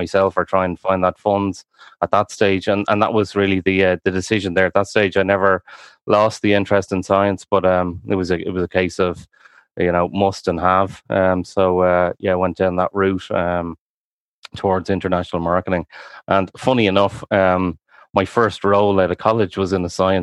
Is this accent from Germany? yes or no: no; Dublin, Leinster, Ireland; Youngest of a family of 10, which was, it's pretty unusual in growing up in South County Dublin.